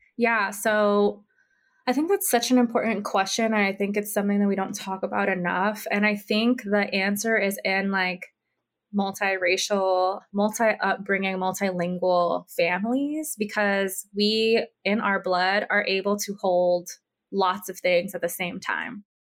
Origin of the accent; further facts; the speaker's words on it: Big Island of Hawaii, United States; also born or lived in Oahu, Hawaii; I was raised on the Big Island of Hawaii or Hawaii Island